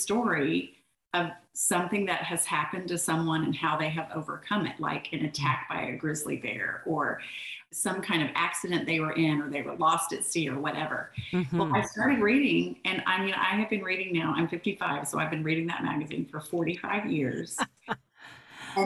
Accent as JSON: {"language": "English", "town": "Orlando", "region": "Florida", "country": "United States", "tie": "born or raised there", "moved": "as an adult", "lives_now": "Birmingham, United States", "said": "I grew up in Orlando"}